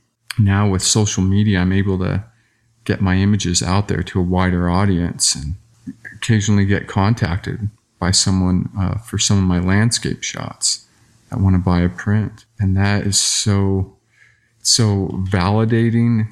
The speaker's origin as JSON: {"language": "English", "region": "Southern Arizona", "country": "United States", "tie": "born or raised there", "said": "I grew up in Southern Arizona"}